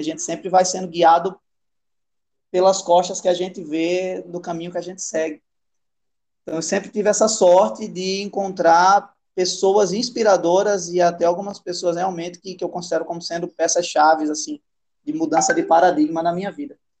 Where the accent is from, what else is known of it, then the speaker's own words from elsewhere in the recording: Rio Grande do Norte, Brazil; moved away as an adult; now in Manaus, Brazil; Saí de Rio, do Rio Grande do Norte. Tava nascido e criado lá no Nordeste